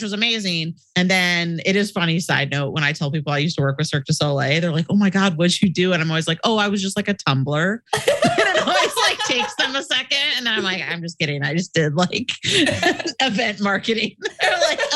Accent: Portland, Oregon, United States; I'm originally from Portland, Oregon on the West Coast. So I moved back home

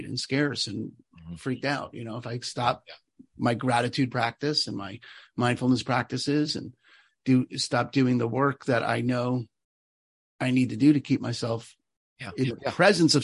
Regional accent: New York, United States; I'm from New York

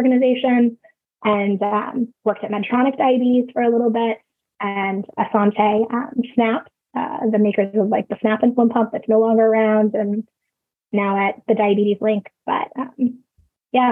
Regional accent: California, United States; I grew up in California

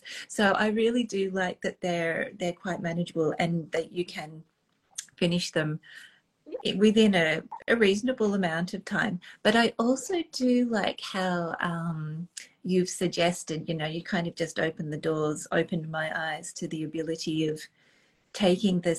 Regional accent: Australia; moved away; also born or lived in London, United Kingdom; as an Australian

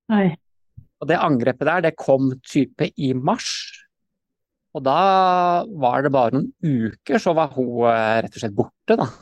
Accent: Sandefjord, Vestfold, Norway; moved away as an adult; now in Stavanger, Norway; jeg er født i Sandefjord, da. Vestfold

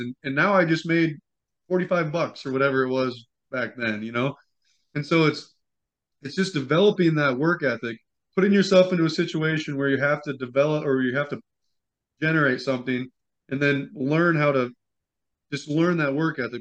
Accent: Midwest, United States; We're from the Midwest, and so it's naturally a penny-saving kind of lifestyle

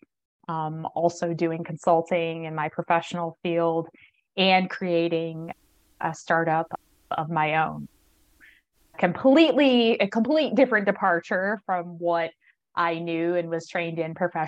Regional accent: Arkansas, United States; moved away as an adult; also born or lived in Los Alamos, New Mexico; now in Pittsburgh, United States; I am originally from Arkansas, which is in the South here in the United States.

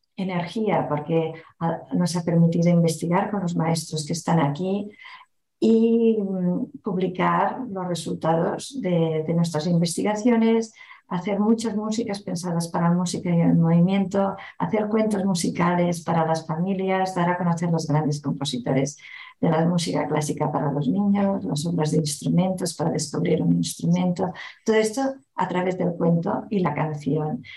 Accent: Barcelona, Catalonia, Spain; first language Catalan; Spanish is a second language; En Barcelona eh, se habla mayoritariamente el catalán, es nuestro idioma materno

